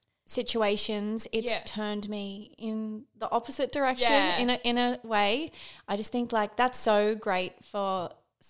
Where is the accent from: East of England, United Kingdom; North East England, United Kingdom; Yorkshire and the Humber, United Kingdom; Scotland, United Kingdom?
North East England, United Kingdom; Newcastle; I am from Newcastle. It's about 2 hours away from here.